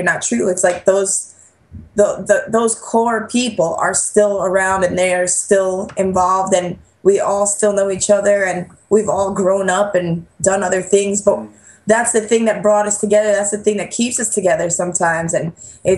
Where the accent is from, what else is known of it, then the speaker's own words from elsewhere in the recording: New York, United States; growing up in New York